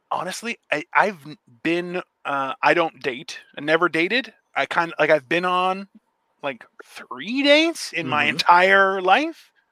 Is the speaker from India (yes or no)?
no; United Kingdom; I'm a Brit.